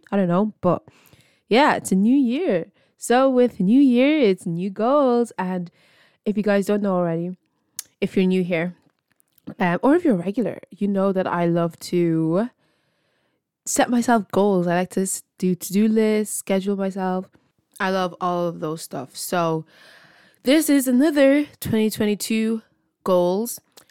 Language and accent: English; Ireland; I'm from Ireland, and this is my podcast.